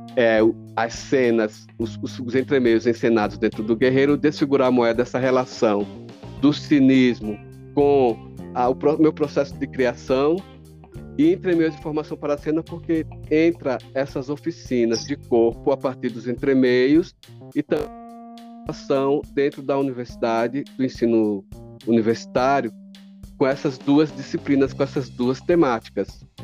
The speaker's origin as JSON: {"language": "Portuguese", "region": "São Paulo", "country": "Brazil", "tie": "born or raised there", "also_born_or_lived": "Alagoas", "said": "eu, enquanto sujeito alagoano que saio de Alagoas com 10 anos, certo? Em 1974 venho para cá em plena ditadura conta, nem sabia que existia, estava com 10 anos, chego aqui em São Paulo"}